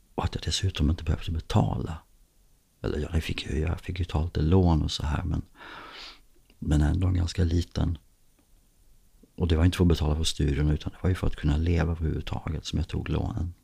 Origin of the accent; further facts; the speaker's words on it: Skåne, Sweden; när man är uppvuxen här nere i Skåne så växer man också upp med dansk TV